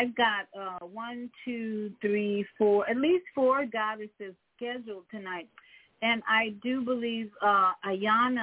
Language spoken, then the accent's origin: English; Chicago, Illinois, United States; moved away; also born or lived in Umatilla, Florida; And I'm from Chicago